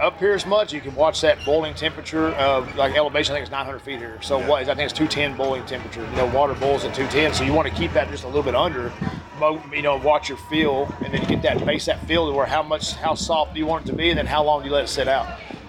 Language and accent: English; Midland, Texas, United States; we're at 2,800 foot at 2,750, 2,780 in Midland. Yep. So where my hometown is, I'm 2,780